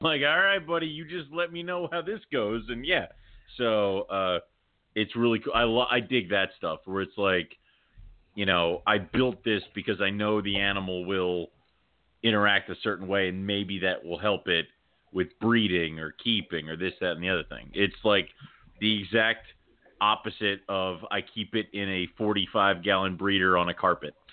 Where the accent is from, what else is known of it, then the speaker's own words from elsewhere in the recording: Philadelphia, Pennsylvania, United States; I was born in Philadelphia